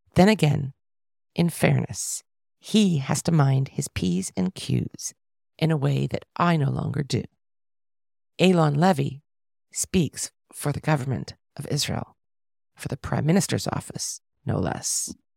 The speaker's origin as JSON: {"language": "English", "town": "Toronto", "region": "Ontario", "country": "Canada", "said": "I'm from Toronto, we come from two of the worst cities in the world"}